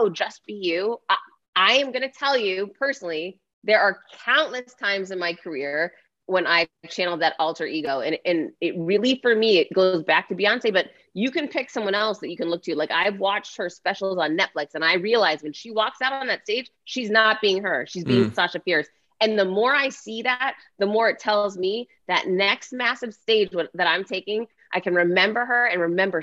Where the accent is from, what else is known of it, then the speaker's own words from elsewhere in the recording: United States; I'm American